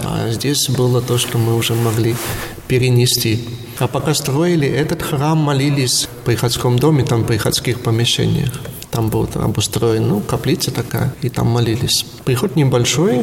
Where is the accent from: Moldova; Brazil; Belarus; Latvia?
Latvia; Zilupe, Ludza Municipality; also born or lived in Rēzekne / Preiļi; Это мой родной город и родной приход